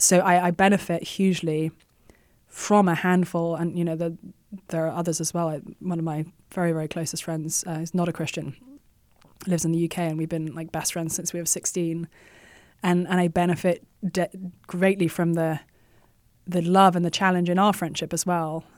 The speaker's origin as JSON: {"language": "English", "region": "England", "country": "United Kingdom", "tie": "born or raised there", "moved": "as an adult", "lives_now": "United States", "said": "I was born and raised in England and had no desire or intention to leave my homeland"}